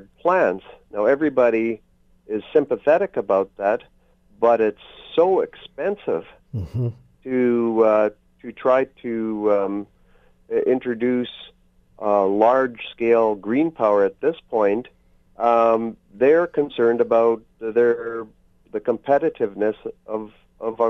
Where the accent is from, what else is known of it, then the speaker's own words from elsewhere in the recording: Canada; as a Canadian